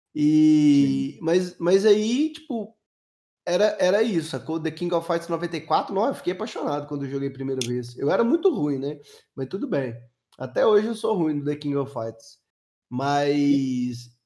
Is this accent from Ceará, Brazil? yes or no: no; Belo Horizonte, Minas Gerais, Brazil; eu sou de Minas